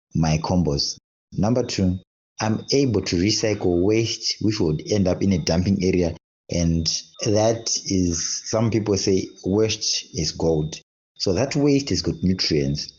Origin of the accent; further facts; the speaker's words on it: Zimbabwe; now in Harare, Zimbabwe; I'm from Zimbabwe, resident of Harare